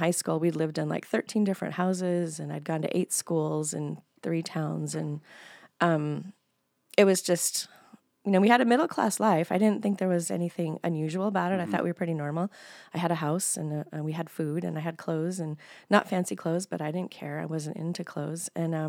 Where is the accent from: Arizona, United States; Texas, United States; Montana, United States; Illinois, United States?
Montana, United States; Billings; moved away as an adult; also born or lived in Bozeman / Helena; I was born in Billings. We lived in Bozeman and Helena as well. My dad was in college at MSU in Bozeman. And then we moved back to Billings when I was between fifth and sixth grade. And then I stayed here until I left in my 20s.